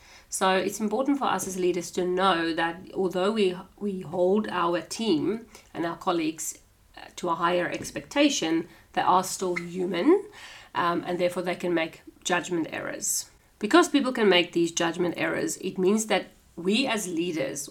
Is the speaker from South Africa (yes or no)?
yes; South Africa; moved away as an adult; now in Australia; I'm South African, so we've got South African traditions. I've come over to Australia